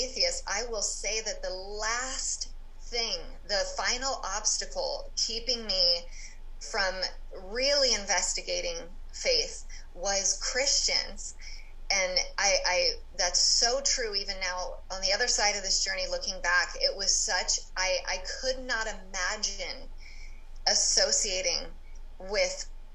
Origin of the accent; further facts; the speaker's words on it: California, United States; I grew up in California